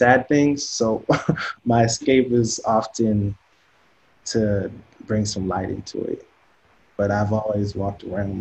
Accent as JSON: {"language": "English", "town": "Seattle", "region": "Washington", "country": "United States", "tie": "born or raised there", "said": "Growing up in Seattle"}